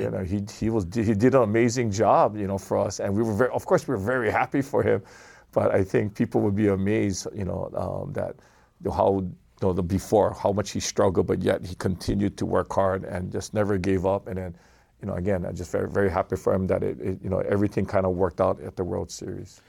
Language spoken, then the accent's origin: English; Kailua, Hawaii, United States; I'm a Kailua boy